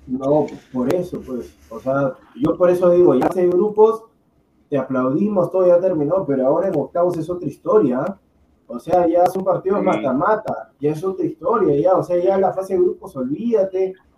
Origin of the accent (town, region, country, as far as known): Peru